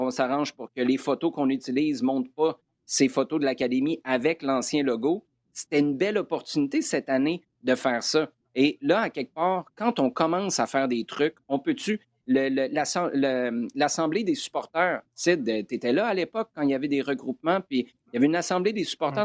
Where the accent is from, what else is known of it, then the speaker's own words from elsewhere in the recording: Quebec City, Quebec, Canada; je suis né à Limoilou, là en ville à Québec.